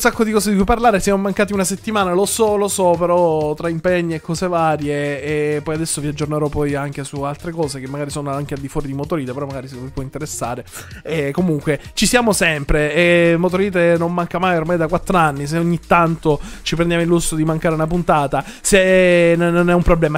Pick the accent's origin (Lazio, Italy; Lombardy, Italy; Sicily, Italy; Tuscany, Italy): Sicily, Italy; io e Gaspare siamo siciliani